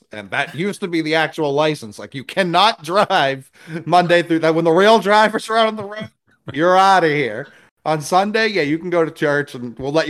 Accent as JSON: {"language": "English", "town": "Rosendale", "country": "United States", "said": "No, I'm from Rosendale. How dare you?"}